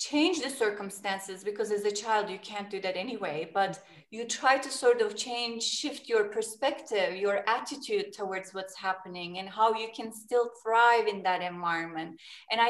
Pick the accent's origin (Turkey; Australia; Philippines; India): Turkey; I was born in Turkey, and Turkey is a location, geography is between West and East too